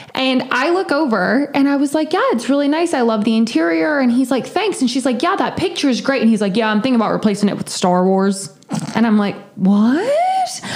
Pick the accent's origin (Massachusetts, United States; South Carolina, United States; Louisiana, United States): South Carolina, United States; I'm from the South. I'm from South Carolina, and I'm a Clemson fan